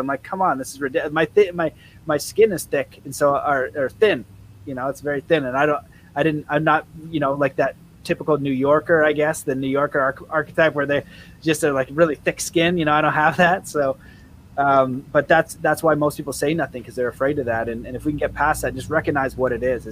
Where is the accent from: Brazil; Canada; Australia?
Canada; I'm Canadian